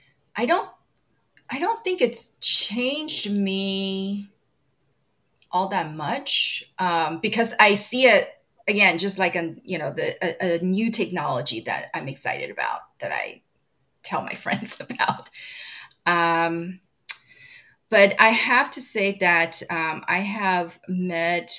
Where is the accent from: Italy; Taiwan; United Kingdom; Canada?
Taiwan; now in United States; I'm from Taiwan originally. I still have citizenship there